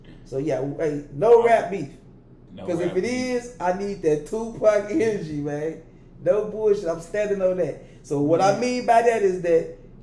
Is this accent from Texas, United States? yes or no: no; Chicago, Illinois, United States; I'm from Chicago